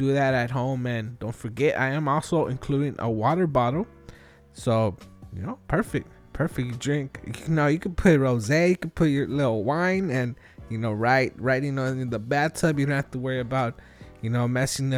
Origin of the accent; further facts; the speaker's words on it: Los Angeles, California, United States; I'm from Wilmington myself.